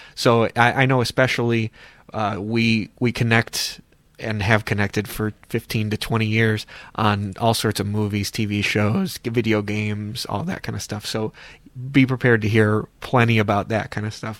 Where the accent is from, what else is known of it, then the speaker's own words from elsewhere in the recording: Cleveland, Ohio, United States; I'm also from the Cleveland area, as these gentlemen are